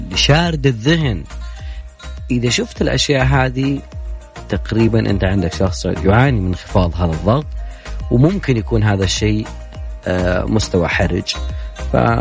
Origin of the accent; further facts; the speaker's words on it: Saudi Arabia; عندنا في السعودية